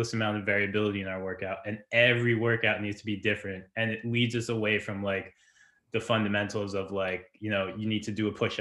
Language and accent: English; New Jersey, United States; I grew up in Jersey